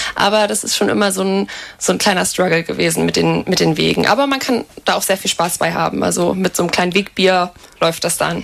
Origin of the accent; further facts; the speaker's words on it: Bad Fallingbostel, Lower Saxony, Germany; moved away as an adult; now in Lüneburg, Germany; in meiner Heimatstadt gibt es genau 12.107 Einwohner